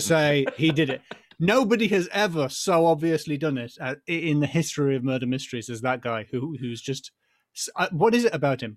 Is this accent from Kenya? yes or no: no; United Kingdom; we're British, so the police as standard don't carry guns